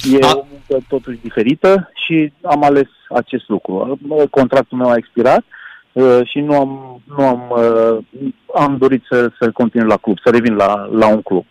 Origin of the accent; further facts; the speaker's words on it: Timișoara, Timiș County, Romania; aici vorbesc ca și Timișorean, cum spun noi